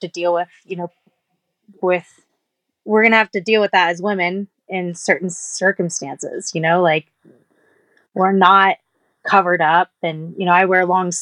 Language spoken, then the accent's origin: English; Texas, United States; I come from I'm from Texas